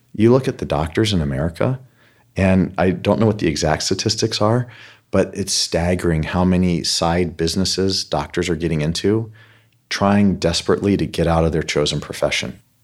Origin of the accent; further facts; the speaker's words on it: United States; I'm an American